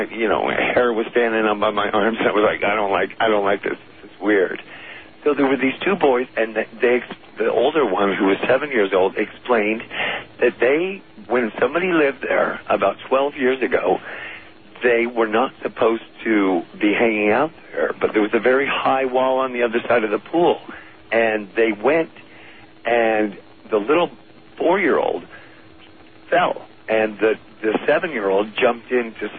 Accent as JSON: {"language": "English", "town": "Los Angeles", "region": "California", "country": "United States", "moved": "as an adult", "lives_now": "San Diego, United States", "said": "I am from Hollywood originally"}